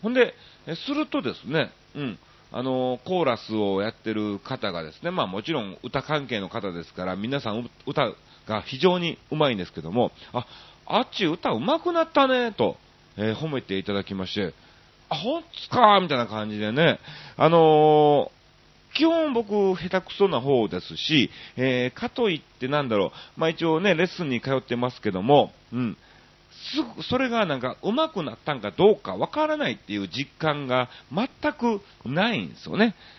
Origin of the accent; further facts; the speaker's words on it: Kansai, Japan; now in Tokyo, Japan; もう東京も長いですから、ね、関西人といえどもなんか、アウェーに感じる雰囲気もありつつ